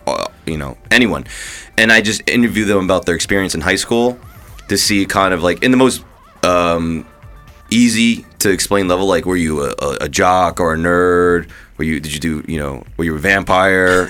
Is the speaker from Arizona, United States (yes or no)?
no; New Jersey, United States; moved away; also born or lived in New York; I grew up in Jersey.